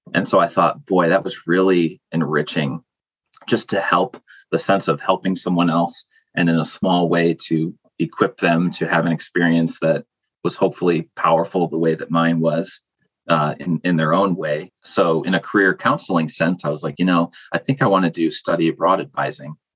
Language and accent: English; rural area between Buffalo and Rochester, New York, United States; I'm from Buffalo, New York, but more specifically, kind of a rural no man's land in between Buffalo and Rochester